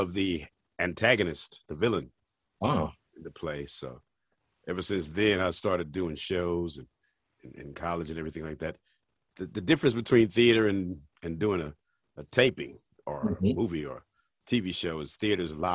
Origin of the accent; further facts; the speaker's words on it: St. Louis, Missouri, United States; moved away as an adult; now in Atlanta, United States; I moved to Atlanta from St. Louis, my hometown, in 1993